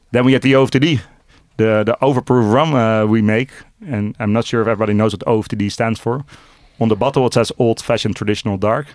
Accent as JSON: {"language": "English", "town": "Amsterdam", "region": "North Holland", "country": "Netherlands", "tie": "born or raised there", "said": "born and raised in Amsterdam, uh, still live in Amsterdam."}